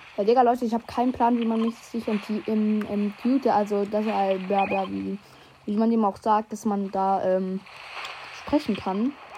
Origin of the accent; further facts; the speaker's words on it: Switzerland; Komme ich aus der Schweiz